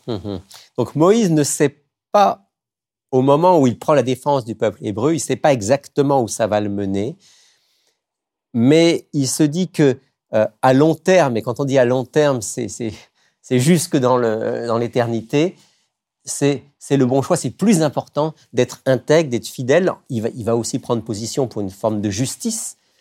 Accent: France; moved away as an adult; now in Quebec, Canada; je suis d'origine française. Euh, au Québec depuis, depuis plus de 20 ans

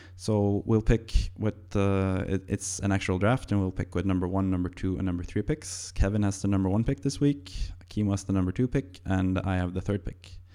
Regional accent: Norway; English is a second language; I'm Norwegian

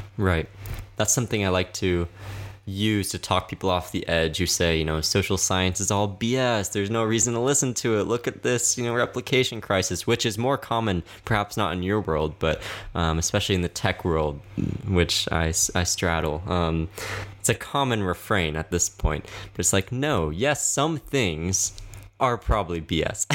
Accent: the South, United States; I grew up in the South

